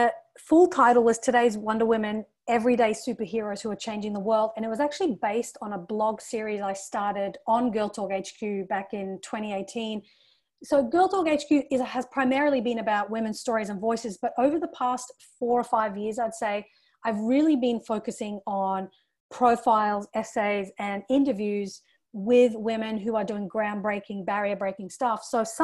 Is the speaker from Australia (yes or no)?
yes; Australia; also born or lived in England; But, you know, for me as a young Indian woman growing up in Australia and England